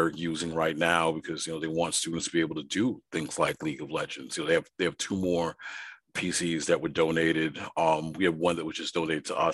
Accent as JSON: {"language": "English", "town": "New York City", "region": "New York", "country": "United States", "tie": "born or raised there", "said": "I grew up in Brooklyn, New York"}